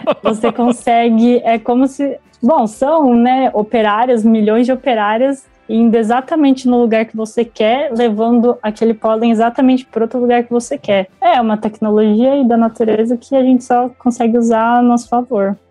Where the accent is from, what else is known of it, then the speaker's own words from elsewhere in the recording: Brazil; Eu nasci em São José